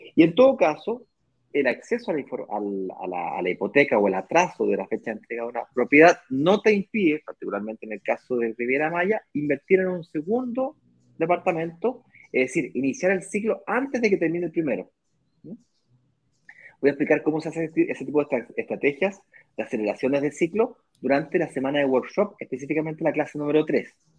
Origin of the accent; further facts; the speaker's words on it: Chile; moved away; yo soy chileno